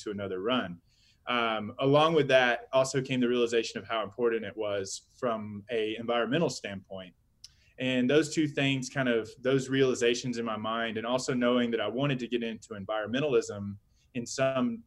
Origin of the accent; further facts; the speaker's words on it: Georgia, United States; moved away as an adult; also born or lived in Austin, Texas / Virgin Islands / Alaska; now in Denver, United States; I grew up in Georgia, down in the southeast.